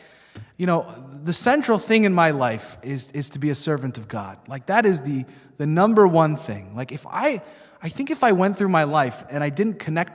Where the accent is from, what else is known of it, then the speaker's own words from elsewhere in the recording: Long Island, New York, United States; moved away; I grew up in Long Island, New York